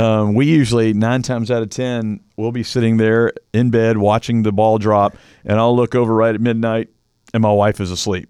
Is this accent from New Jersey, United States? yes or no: no; Louisville, Kentucky, United States; moved away; I grew up on, quote unquote, the East Coast in Louisville, Kentucky